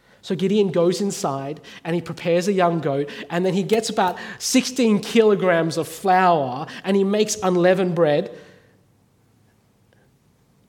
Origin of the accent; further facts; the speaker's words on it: Australia; moved away as an adult; now in North Africa; being Chinese Australian